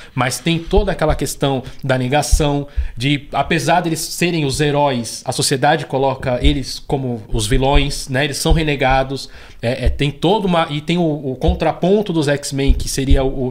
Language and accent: Portuguese; São Paulo, Brazil; eu nasci já no Capão Redondo, então já tenho, já sou cria da, da, da Zona Sul